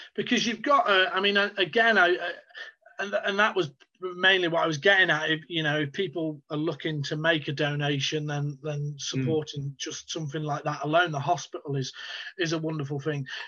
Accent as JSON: {"language": "English", "country": "United Kingdom", "said": "as someone who's British"}